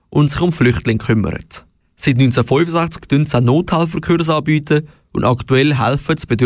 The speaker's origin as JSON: {"language": "German", "country": "Switzerland"}